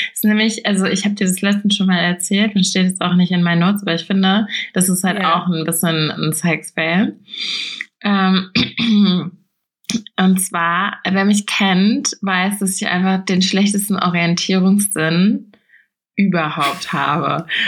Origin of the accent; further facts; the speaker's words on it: Rheingau, Hesse, Germany; bei uns im Rheingau